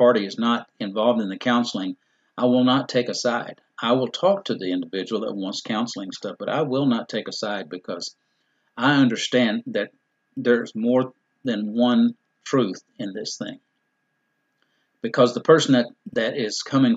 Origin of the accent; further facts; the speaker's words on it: Dallas, Texas, United States; I'm born and raised in Dallas